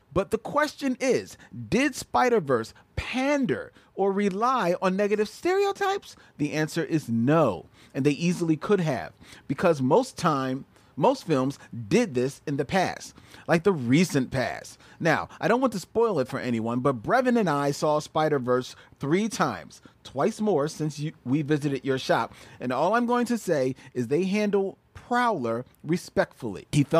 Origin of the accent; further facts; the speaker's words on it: Philadelphia, Pennsylvania, United States; moved away as an adult; now in Los Angeles, United States; First of all, I'm from Philly and moved to L.A. to work in the business.